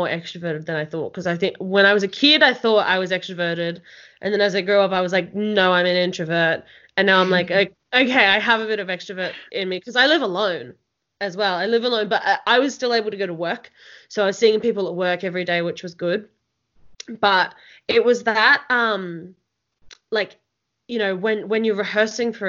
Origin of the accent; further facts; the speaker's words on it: Melbourne, Victoria, Australia; now in Canberra, Australia; I'm initially from Melbourne and then moved to Canberra